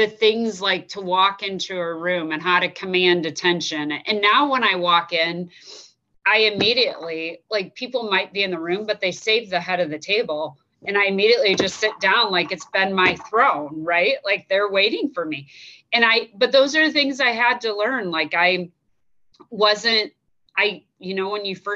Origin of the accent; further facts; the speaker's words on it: Iowa, United States; moved away as an adult; also born or lived in Chicago; where are you from? And I'm like, Iowa.